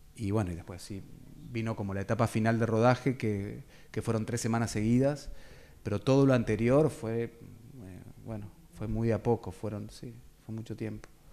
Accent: Carmen de Patagones, Buenos Aires Province, Argentina; soy oriundo de Carmen de Patagones

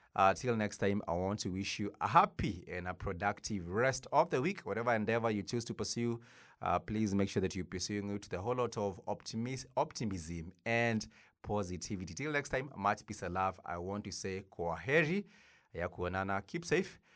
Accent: Kenya; us as a Kenyan people

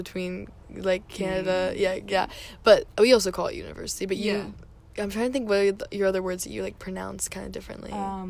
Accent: United States; I love where I grew up, and I'm happy that I got to grow up in America.

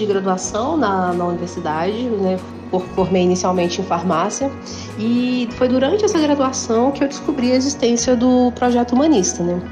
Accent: Ouro Preto, Minas Gerais, Brazil; eu sou natural daqui da cidade de Ouro Preto

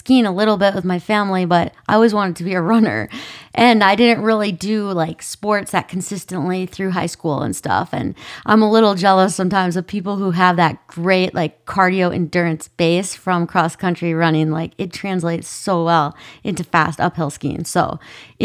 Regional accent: Minnesota, United States; I grew up in Minnesota

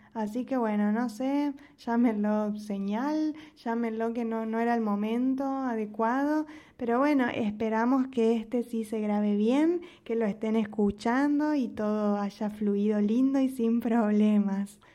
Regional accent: Argentina; now in Mexico; yo como argentina contando mi experiencia en México

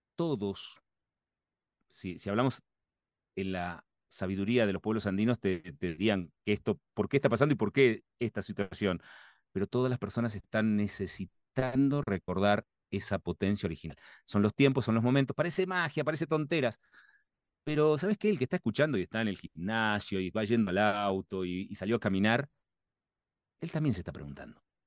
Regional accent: Argentina; Soy argentino que me formé

